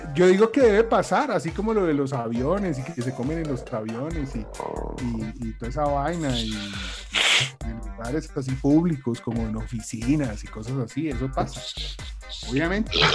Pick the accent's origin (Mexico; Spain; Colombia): Colombia; Bucaramanga, Santander; accent: bumangués; todos nosotros que nacimos en Bucaramanga